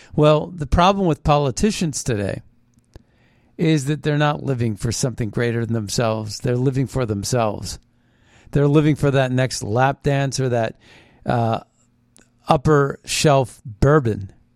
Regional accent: Philadelphia, Pennsylvania, United States; moved away; I'm a Philadelphian. I was born in Philadelphia. I know Philly

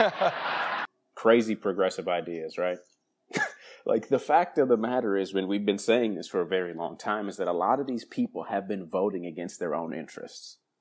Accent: Madison, Wisconsin, United States; now in Southern California, United States; joining me from my hometown of Madison, Wisconsin

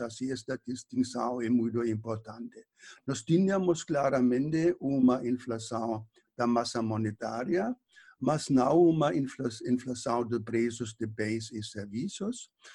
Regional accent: Germany; moved away; eu nasci, eh, cresci na Alemanha

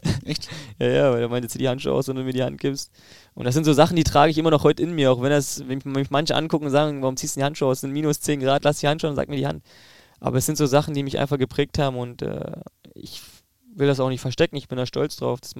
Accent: East Germany, Germany; aber ich glaube, dass ich die Mentalität des Ostens schon in mir trage, weil ich dort aufgewachsen bin

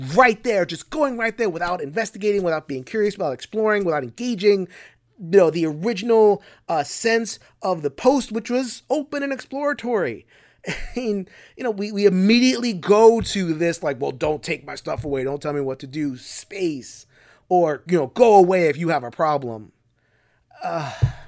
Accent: United States; as American gamers

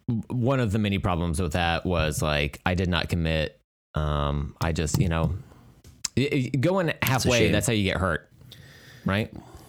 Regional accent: Oklahoma, United States

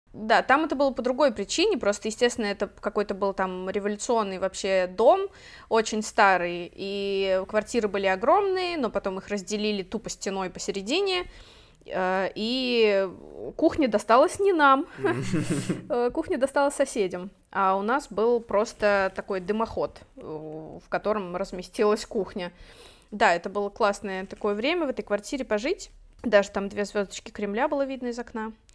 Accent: Orenburg, Orenburg Oblast, Russia; now in Catalonia, Spain; мы вообще жили довольно бедно, и, в принципе, ну, я из Оренбурга

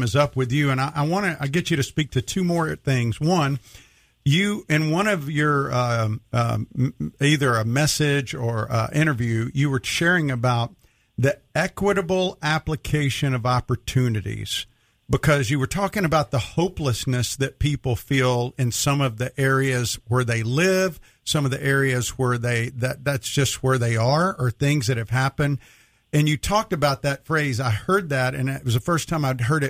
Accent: Mississippi, United States; I was born in 1961, and I grew up in Mississippi.

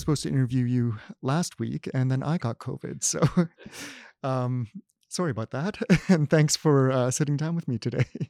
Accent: Canada; as a Canadian, uh, growing up, I al-, always think of Canada

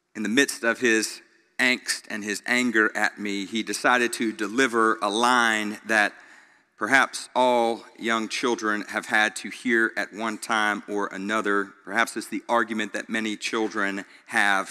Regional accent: Greenville, United States; Growing up in Greenville, almost everybody I knew took the bus to school

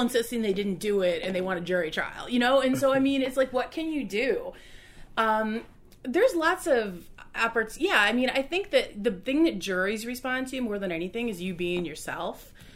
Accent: Roscoe, Illinois, United States; now in Chicago, United States; I grew up in Roscoe

